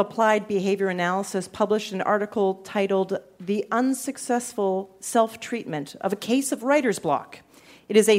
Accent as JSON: {"language": "English", "country": "Canada", "said": "I'm from Canada. I'm from Canada"}